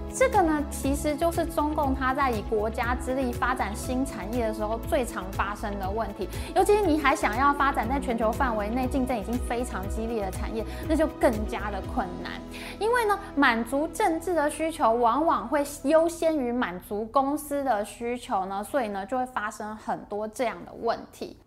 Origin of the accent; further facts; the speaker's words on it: Taiwan; 我台湾人